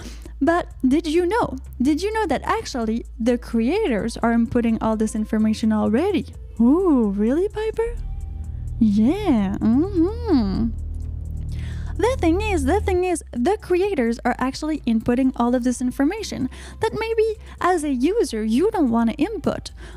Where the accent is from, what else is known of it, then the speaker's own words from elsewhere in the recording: Canada; I'm from Canada